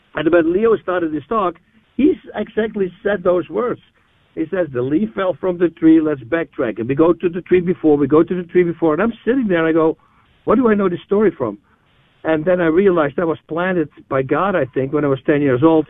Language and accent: English; Netherlands; moved away as an adult; now in New Braunfels, United States; I'm, I'm originally from the Netherlands, Holland uh, I moved there in '97.